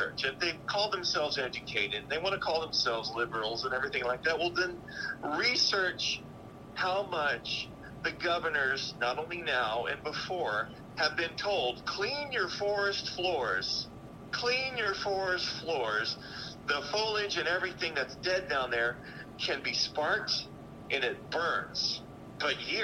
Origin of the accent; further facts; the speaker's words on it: Texas, United States; now in Florida, United States; I'm originally from Texas. Now I live in Florida